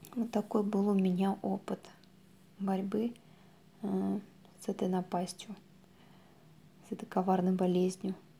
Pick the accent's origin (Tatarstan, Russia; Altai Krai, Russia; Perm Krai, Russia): Tatarstan, Russia; Naberezhnye Chelny; я из Набережных Челнов